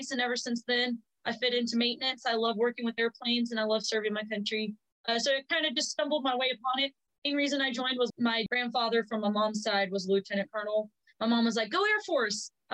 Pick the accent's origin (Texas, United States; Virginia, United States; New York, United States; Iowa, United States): Texas, United States; Brownsville; I grew up in South Texas. Literally, if you look at Texas on a map, the southernest part city, Brownsville. That's where I grew up.